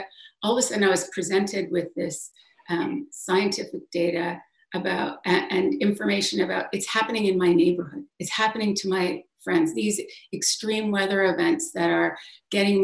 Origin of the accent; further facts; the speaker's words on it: Western Canada, Alberta, Canada; moved away as an adult; now in New York City, United States; originally I'm from Western Canada, Alberta, which is oil country